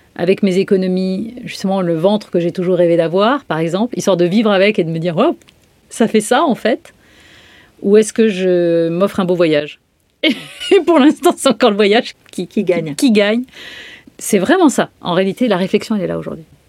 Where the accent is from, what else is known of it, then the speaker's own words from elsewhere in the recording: Brittany, France; je suis bretonne, la totale